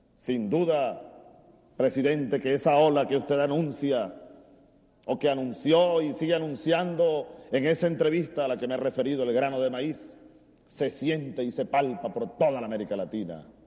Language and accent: Spanish; Venezuelan Llanos, Venezuela; en mi tierra, en el llano venezolano